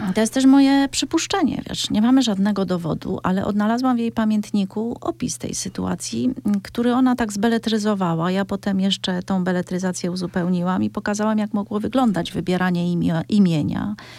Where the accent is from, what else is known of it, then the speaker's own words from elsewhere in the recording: Cieszyn Silesia, Silesian Voivodeship, Poland; wywodzę się ze Śląska Cieszyńskiego